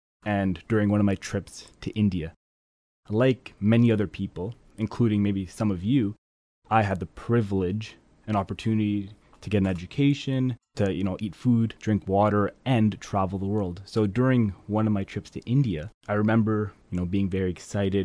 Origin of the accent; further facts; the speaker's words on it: Ottawa, Ontario, Canada; I'm from Ottawa, and we don't see these things all the time. living in a suburb